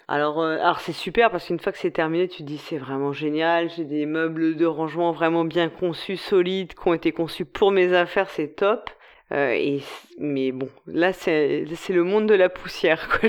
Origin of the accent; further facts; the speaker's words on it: France; nous en tant que français